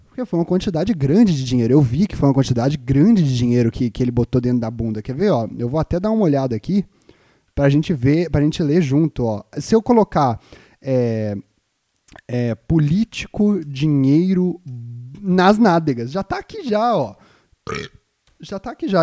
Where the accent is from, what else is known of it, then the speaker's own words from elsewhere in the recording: Juiz de Fora, Minas Gerais, Brazil; moved away; o naipe do lugar de onde eu vim